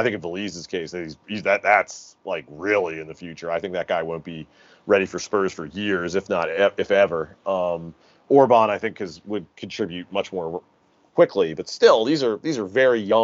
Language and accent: English; United States; I grew up as an Orioles fan in America